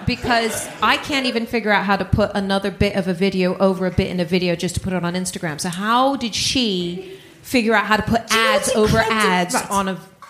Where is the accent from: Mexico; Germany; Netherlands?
Netherlands; We actually moved around a lot when I was a kid, but yes. I say I grew up in the Netherlands.